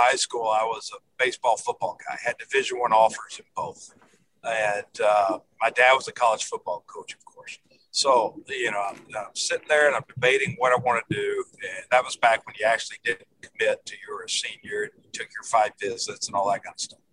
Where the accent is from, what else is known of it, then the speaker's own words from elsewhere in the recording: Memphis, Tennessee, United States; I grew up in Memphis.